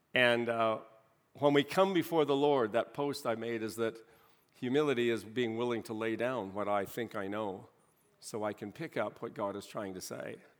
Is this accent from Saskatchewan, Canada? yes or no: yes; Saskatchewan, Canada; now in Calgary, Canada; raised in, in, back in my hometown of Saskatchewan